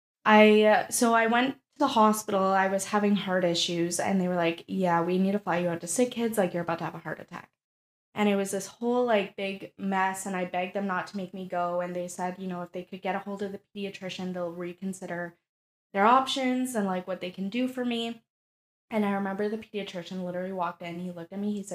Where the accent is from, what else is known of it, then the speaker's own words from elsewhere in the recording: Sault Ste. Marie, Ontario, Canada; we're from a small city